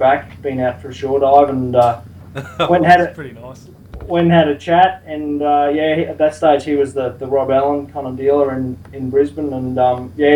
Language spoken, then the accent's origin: English; Cape Town, Western Cape, South Africa; moved away; I was actually born and brought up in South Africa.